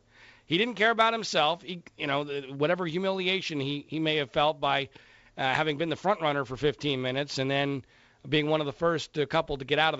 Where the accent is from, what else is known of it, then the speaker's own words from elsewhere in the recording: Florida, United States; I grew up in South Florida, so naturally I was a Dolphins fan.